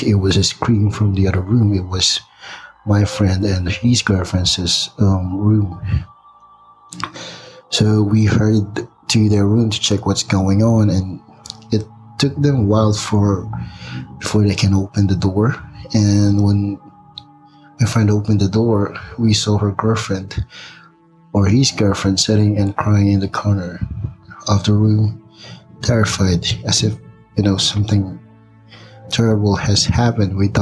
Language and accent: English; Philippines; moved away as an adult; now in Big Bear, United States